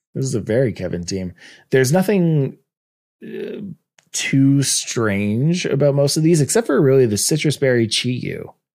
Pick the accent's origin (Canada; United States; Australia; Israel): Canada; I'm Canadian